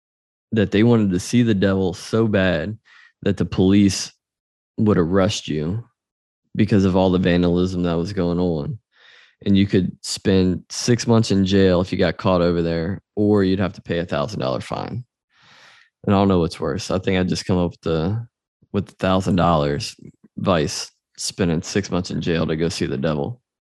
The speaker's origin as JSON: {"language": "English", "region": "Louisiana", "country": "United States", "said": "my home state of Louisiana"}